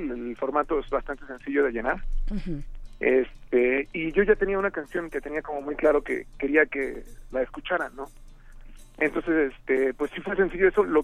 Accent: Mexico; Y pues soy el único mexicano que va.

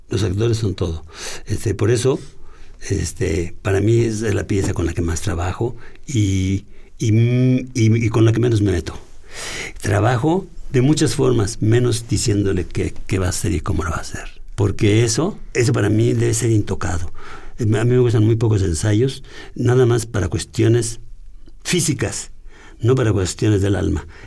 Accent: Tlalnepantla, State of Mexico, Mexico; En Tlalepantla, pero en un barrio así.

